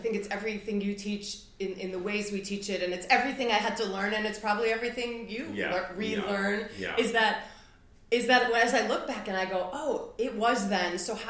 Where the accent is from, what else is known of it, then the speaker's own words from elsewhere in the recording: Midwest, United States; Like I'm a Midwesterner.